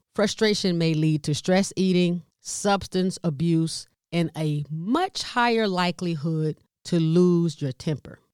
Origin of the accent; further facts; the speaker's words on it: the South, United States; I'm from the South, Southern part of the United States